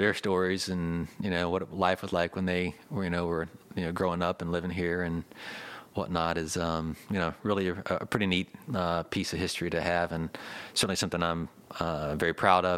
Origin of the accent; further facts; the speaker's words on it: St. Augustine, Florida, United States; growing up in St. Augustine